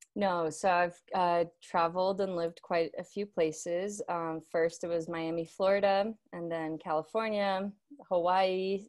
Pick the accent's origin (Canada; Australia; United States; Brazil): Brazil; moved away; I, uh, was born and raised in Brazil